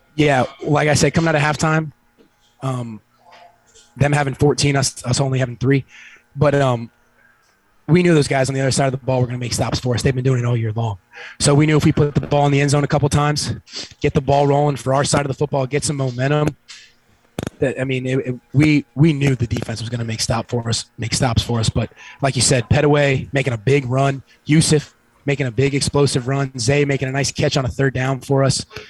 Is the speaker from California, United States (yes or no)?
no; Fort Lauderdale, Florida, United States; I grew up here born and raised in Fort Lauderdale